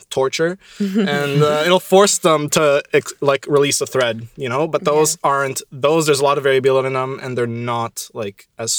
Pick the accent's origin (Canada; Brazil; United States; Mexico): Canada; Ottawa, Ontario; moved away as an adult; now in Montreal, Canada; I'm from Ottawa, so I'm from Ontario